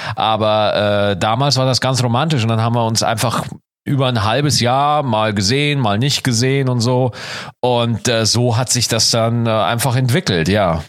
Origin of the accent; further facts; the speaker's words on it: Schwarzach, Bavaria, Germany; moved away; In meinem alten Dorf, ja, wo ich geboren, wo ich aufgewachsen bin, Schwarzach